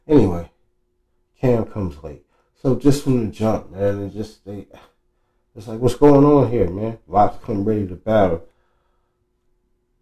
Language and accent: English; Oakland, California, United States; when I was from the Deep East